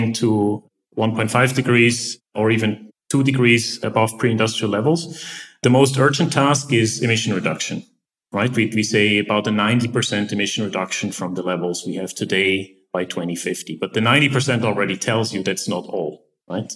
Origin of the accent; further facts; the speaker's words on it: Eastern Switzerland, Switzerland; moved away as an adult; I grew up in Eastern Switzerland, pretty much a bit in the countryside.